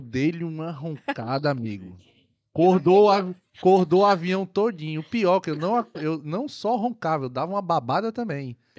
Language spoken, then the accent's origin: Portuguese; Ceará, Brazil; also born or lived in Algarve, Portugal; now in Portugal; Sou cearense